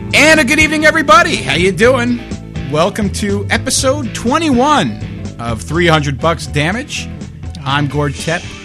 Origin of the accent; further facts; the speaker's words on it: Long Beach, New York, United States; I grew up on Long Island